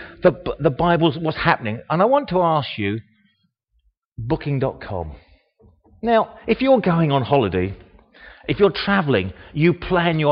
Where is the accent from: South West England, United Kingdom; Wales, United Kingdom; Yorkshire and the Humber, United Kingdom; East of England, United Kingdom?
East of England, United Kingdom; Harlow; also born or lived in Bishop's Stortford; I was born in Bishop Stortford. And for 68 years and 140 days about, I've lived here. My first 10 days were in Bishop Stortford. But I say I come from Harlow.